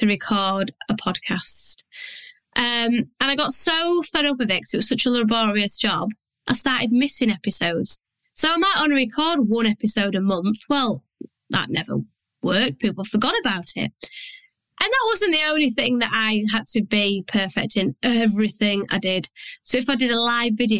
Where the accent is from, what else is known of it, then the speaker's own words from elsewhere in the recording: Yorkshire and the Humber, United Kingdom; I'm from Yorkshire. I do not talk how I write.